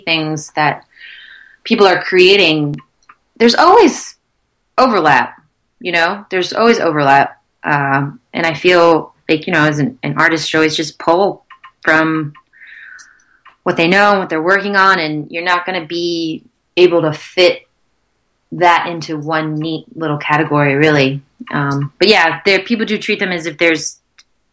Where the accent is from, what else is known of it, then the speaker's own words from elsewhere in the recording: Concord, North Carolina, United States; moved away as an adult; also born or lived in Charlotte, North Carolina; now in New York, United States; I grew up in Concord outside of Charlotte, North Carolina.